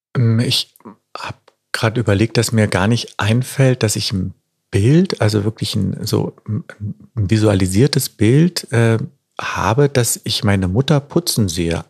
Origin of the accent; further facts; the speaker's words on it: Berlin, Germany; bei uns in Berlin